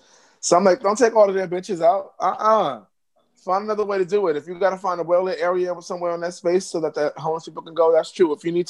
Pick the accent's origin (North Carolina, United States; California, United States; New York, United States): New York, United States; New York City; living in New York and being a New Yorker